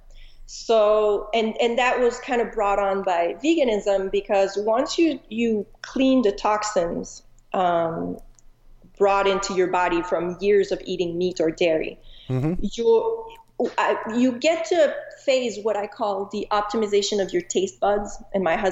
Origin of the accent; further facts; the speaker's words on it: Montreal, Quebec, Canada; also born or lived in Chicago; now in Arizona, United States; I'm originally from Montreal, Canada